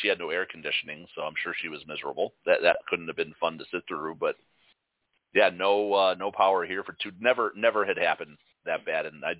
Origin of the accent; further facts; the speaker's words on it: Chicago, Illinois, United States; now in Wisconsin, United States; We're Chicagoans